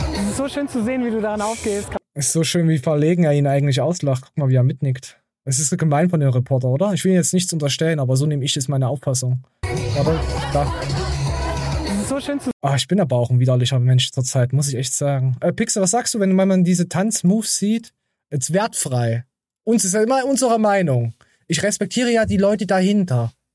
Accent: East Germany, Germany; bei uns im Osten

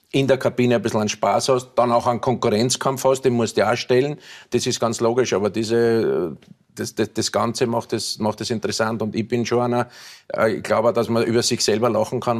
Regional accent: Vienna, Austria; born there; Ja, als gebürtiger Wiener

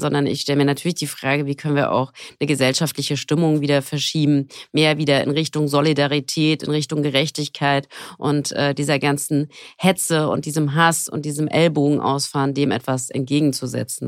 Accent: Frankfurt am Main, Hesse, Germany; Ich komme aus Frankfurt am Main.

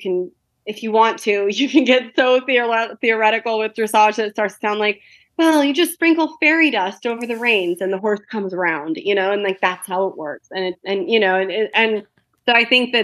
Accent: Colorado, United States; growing up in Colorado

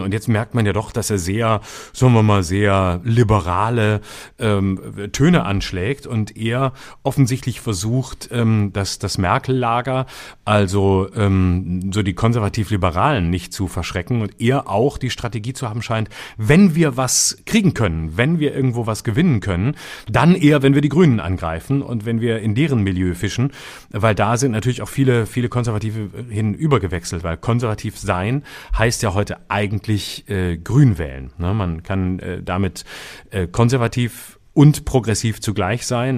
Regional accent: West Germany, Germany; bei uns im Westen, also da drüben, wo wir herkommen

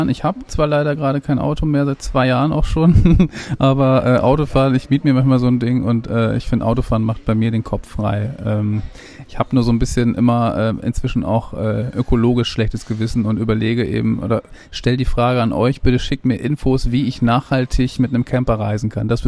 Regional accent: Lower Saxony, Germany; ich komme ja auch aus Friesland, so, das ist ja auch relativ viel Natur

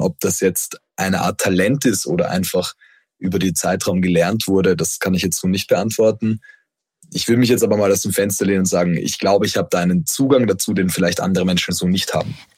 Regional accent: Vienna, Austria; moved away; also born or lived in Düsseldorf; Ich komme ja ursprünglich aus Wien

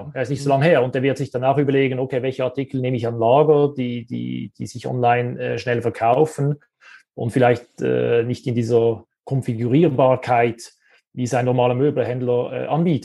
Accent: Switzerland; Wir kommen ja aus der Schweiz

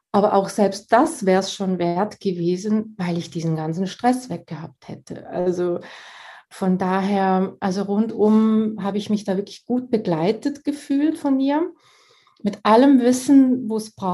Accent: Switzerland; Und ich komme ja aus der Schweiz, von daher sind wir hier an der Quelle.

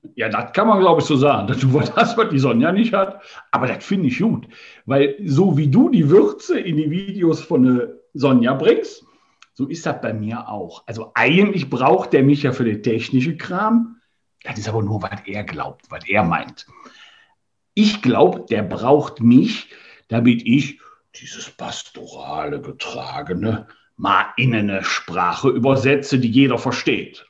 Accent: Rhineland, Germany; bei uns im Rheinland

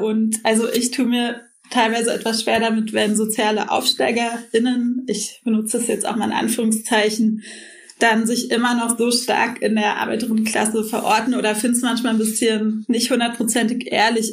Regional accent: Berlin, Germany; ich bin in Kreuzberg aufgewachsen

